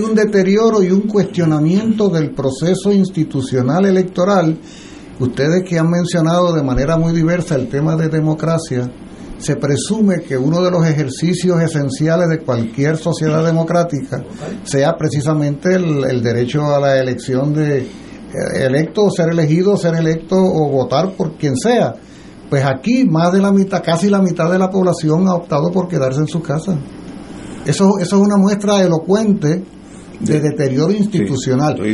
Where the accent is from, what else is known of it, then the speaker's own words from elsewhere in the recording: Puerto Rico; somos puertorriqueños